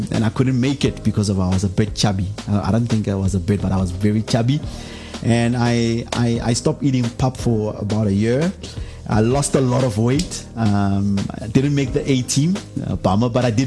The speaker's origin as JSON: {"language": "English", "town": "Pretoria", "region": "Gauteng", "country": "South Africa", "said": "I come from a township in the east of Pretoria, Mamelodi"}